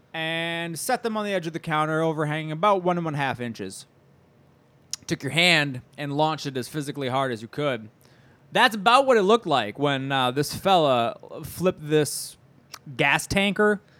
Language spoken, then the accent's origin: English; Midwest, United States; We're from the Midwest